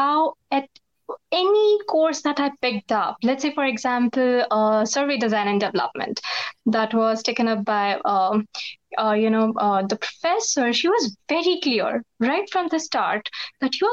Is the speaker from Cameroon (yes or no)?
no; India; also born or lived in United States; I'm back to my country after pursuing my master's from the States